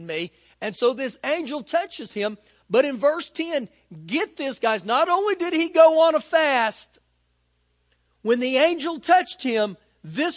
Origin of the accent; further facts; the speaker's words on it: United States; As an American